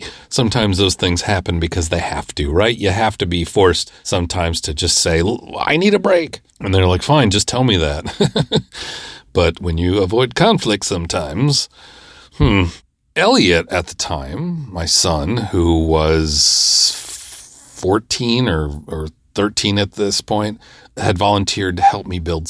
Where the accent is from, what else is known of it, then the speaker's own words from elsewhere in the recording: Midwest, United States; I'm from the Midwest.